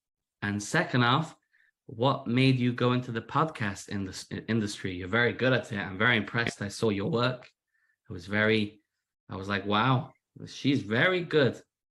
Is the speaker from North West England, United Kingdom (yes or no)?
yes; Manchester, North West England, United Kingdom; accent: British; now in United States; I am, as you can hear from my accent, British. I'm originally from Manchester. My accent's become a little American recently. That's what happens when your wife and kids are all American.